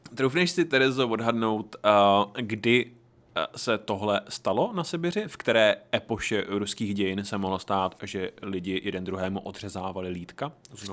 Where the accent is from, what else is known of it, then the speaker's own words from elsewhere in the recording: Horní Slavkov, Karlovy Vary Region, Czechia; já jsem byl z Horního Slavku